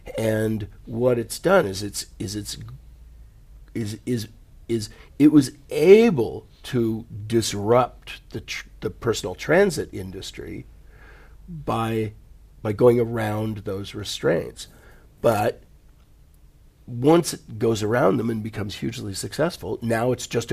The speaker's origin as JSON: {"language": "English", "country": "United States", "tie": "born or raised there", "also_born_or_lived": "California / Silicon Valley"}